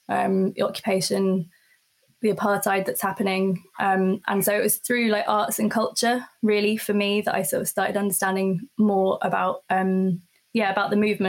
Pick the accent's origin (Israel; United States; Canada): Israel; her own indoctrinated education growing up in the Israeli school system.